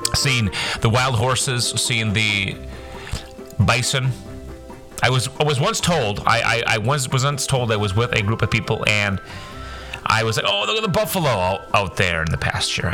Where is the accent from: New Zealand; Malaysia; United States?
United States; Midwest; also born or lived in Wyoming; I'm from the Midwest and we're pretty nice people up here